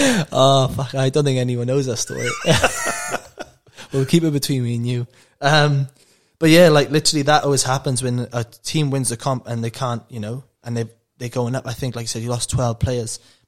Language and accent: English; England, United Kingdom; moved away; I remember I came to you actually, I went, because I came from England, and I go, oh, what's the plays?